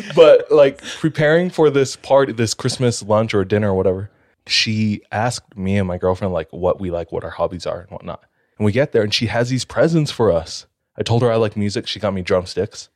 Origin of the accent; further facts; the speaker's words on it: Hawaii, United States; now in Utah, United States; I'm from Hawaii